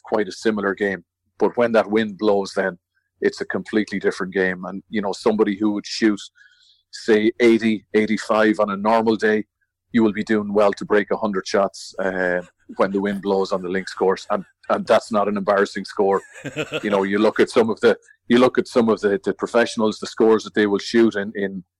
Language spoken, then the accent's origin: English; Ireland; as an Irishman